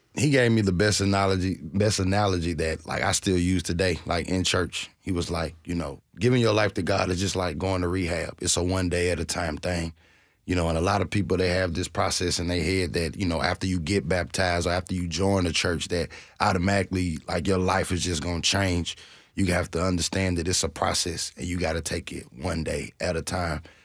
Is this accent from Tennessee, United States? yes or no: yes; Nashville, Tennessee, United States; I'm from North Nashville